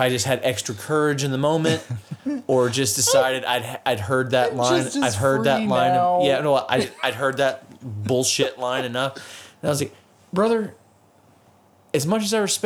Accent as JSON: {"language": "English", "country": "United States", "said": "as an American"}